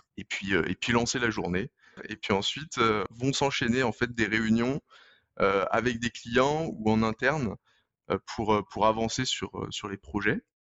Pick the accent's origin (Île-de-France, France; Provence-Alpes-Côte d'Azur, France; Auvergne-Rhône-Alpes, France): Auvergne-Rhône-Alpes, France; Lyon; je suis originaire de Lyon